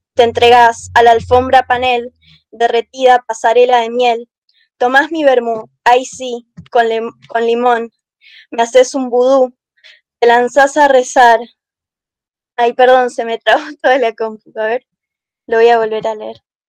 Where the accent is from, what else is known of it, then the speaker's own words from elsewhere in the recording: Buenos Aires, Argentina; yo soy de Buenos Aires